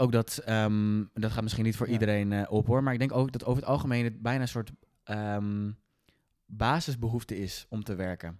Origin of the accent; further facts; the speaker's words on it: Netherlands; we hebben als Nederlanders